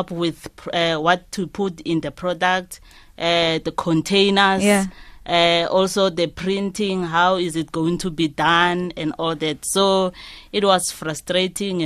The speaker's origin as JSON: {"language": "English", "region": "Limpopo", "country": "South Africa", "said": "we are from Limpopo in Giani"}